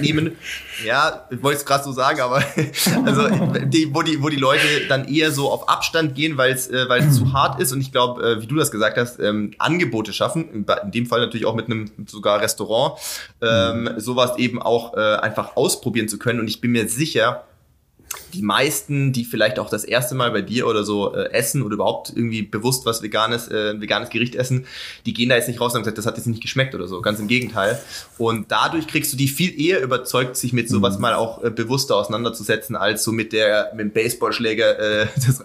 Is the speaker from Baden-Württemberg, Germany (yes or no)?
yes; Sindelfingen, Baden-Württemberg, Germany; ich komme aus Sindelfingen, äh, bin quasi in, bei Stuttgart aufgewachsen